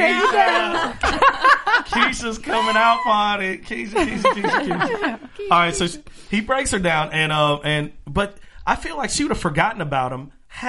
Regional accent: Miami, Florida, United States; moved away; I'm from Miami.

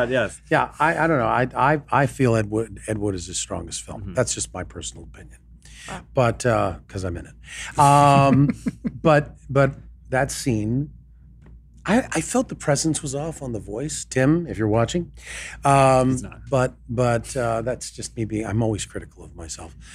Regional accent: Canada; accent: Canadian; now in Los Angeles, United States; I don't know why my Canadian accent came back on.

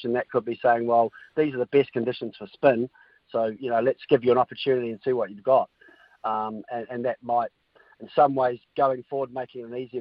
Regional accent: New Zealand; as a Kiwi

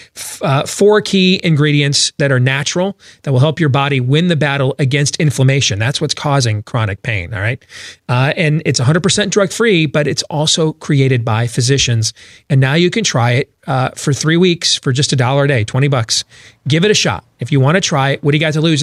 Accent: Michigan, United States; moved away as an adult; now in Iowa, United States; growing up in Michigan

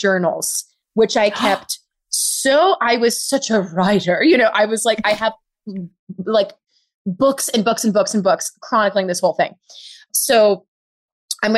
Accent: New York City, New York, United States; I grew up in Harlem, rent controlled apartment

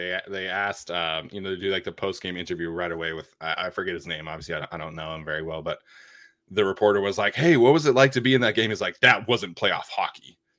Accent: Salt Lake City, Utah, United States; Where I grew up in Salt Lake City

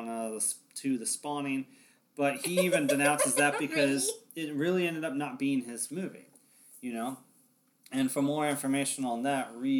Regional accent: Olympia, Washington, United States; my hometown, Olympia, Washington

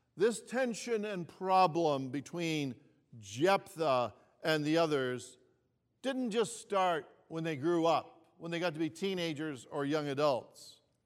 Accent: Toronto, Ontario, Canada; also born or lived in Greece; I was born in Greece and we were new immigrants to Canada when I was just five years old. And I remember when I was growing up here in Toronto

